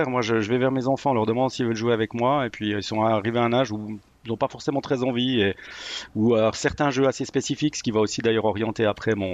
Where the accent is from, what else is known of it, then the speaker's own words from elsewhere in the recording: Neuchâtel, Switzerland; moved away as an adult; also born or lived in Bôle; now in Lausanne, Switzerland; Je suis originaire de Neuchâtel, oui, oui. Je me suis expatrié à Lausanne pour le travail en fait.